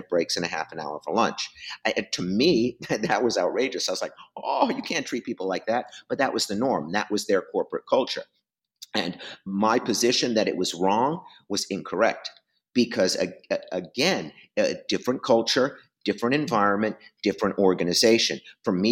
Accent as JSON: {"language": "English", "area": "East Coast", "region": "New Yorker", "country": "United States", "tie": "born or raised there", "accent": "New Yorker", "moved": "yes", "lives_now": "West Coast, United States", "said": "I grew up on the East Coast. You can tell by the way I talk"}